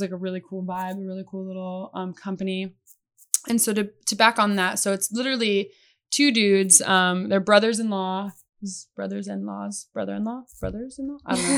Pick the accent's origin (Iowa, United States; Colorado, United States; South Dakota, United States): Iowa, United States; Oskaloosa; moved away as an adult; now in Arizona, United States; I grew up in Oskaloosa, Iowa